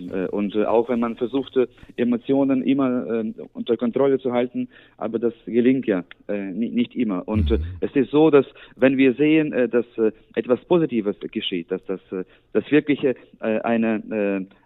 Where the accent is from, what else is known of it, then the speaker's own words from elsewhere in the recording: Ukraine; now in Germany; dass wir hier in Deutschland noch äh, etwas für, für meine Heimat äh, erreichen können